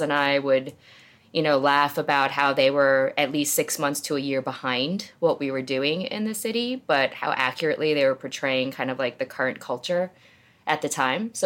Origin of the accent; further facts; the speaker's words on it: New Jersey, United States; moved away as an adult; also born or lived in South Korea / New York City; now in Dallas, United States; I was born in Korea. I grew up in New Jersey, literally by the Jersey Shore